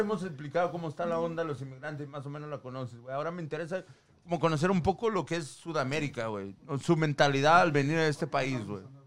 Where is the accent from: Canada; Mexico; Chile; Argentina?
Mexico; now in United States; en mi país, México